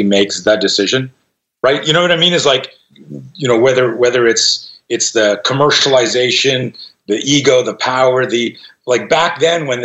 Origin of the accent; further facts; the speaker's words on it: Canada; now in United States; I grew up in Canada and I just became an American citizen this year